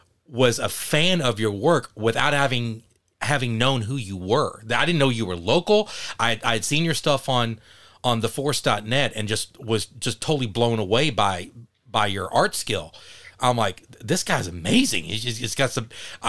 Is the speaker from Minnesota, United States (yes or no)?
no; Mesquite, Texas, United States; born or raised there